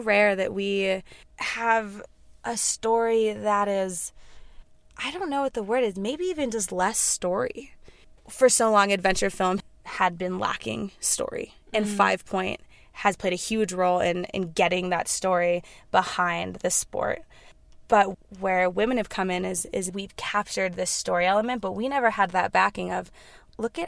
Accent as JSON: {"language": "English", "town": "Carbondale", "region": "Colorado", "country": "United States", "said": "I'm from Carbondale, Colorado."}